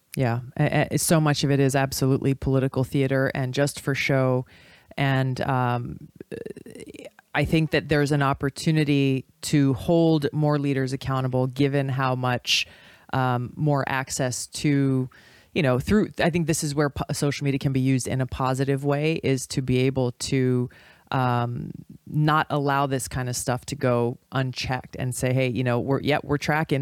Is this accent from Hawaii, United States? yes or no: yes; Hawaii, United States